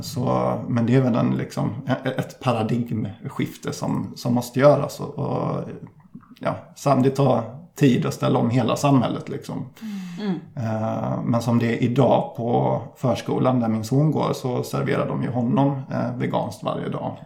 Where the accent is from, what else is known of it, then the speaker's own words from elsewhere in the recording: Ullared, Halland County, Sweden; jag kommer från landet, nere i Halland som jag tidigare nämnde, så strax utanför